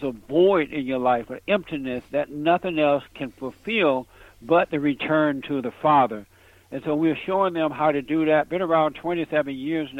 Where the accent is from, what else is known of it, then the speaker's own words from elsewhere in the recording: Alabama, United States; now in Los Angeles, United States; I grew up on a plantation down in Alabama. I grew up under the Jim Crow laws. I'm in Los Angeles, California now